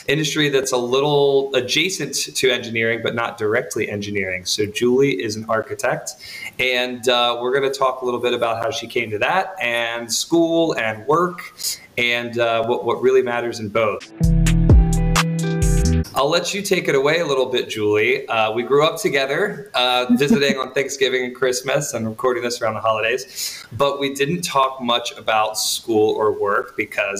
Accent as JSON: {"language": "English", "region": "the South", "country": "United States", "said": "I'm from the South"}